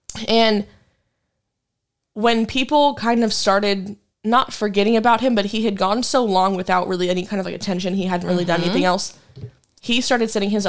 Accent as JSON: {"language": "English", "town": "Wichita", "region": "Kansas", "country": "United States", "tie": "born or raised there", "said": "he's from my hometown."}